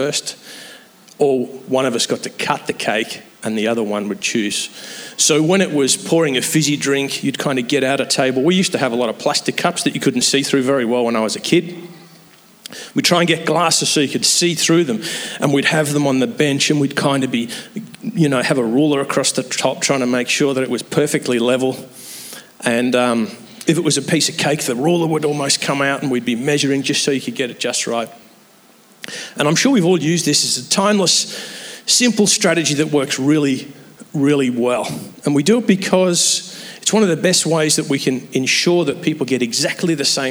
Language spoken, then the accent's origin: English; England, United Kingdom; moved away; I'm an Englishman